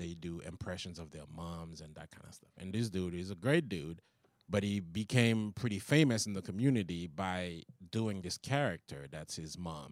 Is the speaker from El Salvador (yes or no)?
no; Haiti; English is a second language; moved away as an adult; also born or lived in Long Island, New York; now in United States; I came here from Haiti.